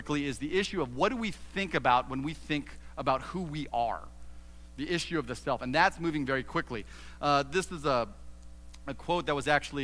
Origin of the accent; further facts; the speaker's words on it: Southern California, United States; moved away as an adult; now in Ohio, United States; I was born and raised in Southern California